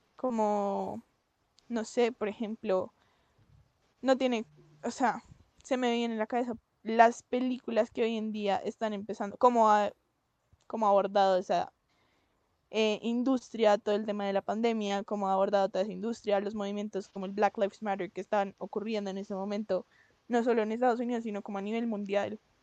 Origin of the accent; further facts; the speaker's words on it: Colombia; nosotros somos de Colombia, pues por si no se notan los acentos